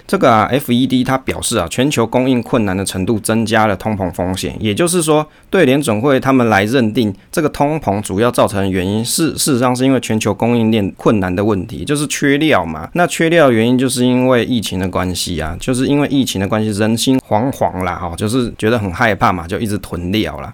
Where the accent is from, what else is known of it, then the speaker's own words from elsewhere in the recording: Taiwan; 我们台湾人工程师晚上都要上班上到很晚呢